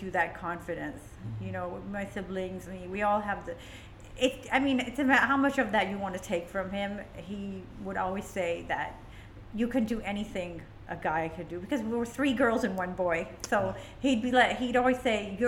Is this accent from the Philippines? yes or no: no; Lahore, Punjab, Pakistan; moved away as an adult; now in Dubai, United Arab Emirates; I miss Lahore. I miss my hometown. I grew up there